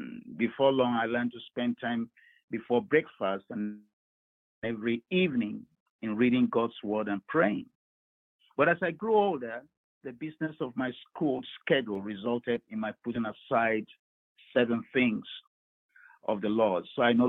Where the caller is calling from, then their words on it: Baltimore, Maryland, United States; I'm calling from Baltimore here in Maryland.